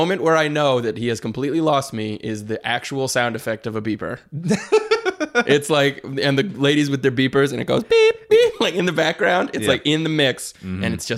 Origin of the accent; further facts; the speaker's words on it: Detroit, Michigan, United States; Right. I'm from Detroit. It's the Midwest, but also a city.